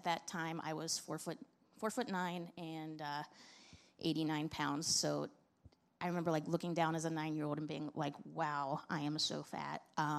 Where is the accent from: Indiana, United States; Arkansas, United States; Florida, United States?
Indiana, United States; born there; I was born in Indiana, August 12th, 1984. My dad was in seminary, and that's why we were there.